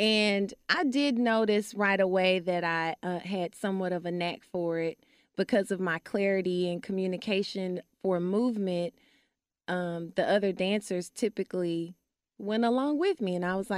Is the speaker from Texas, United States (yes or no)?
yes; Dallas, Texas, United States; West Dallas, and then moved to Oak Cliff while I was training at Booker T. Washington High School for the Performing and Visual Arts.